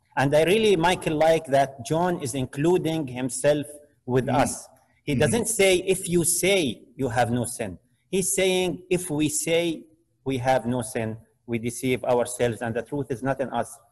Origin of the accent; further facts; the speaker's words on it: Jordan; now in Canada; I am from Jordan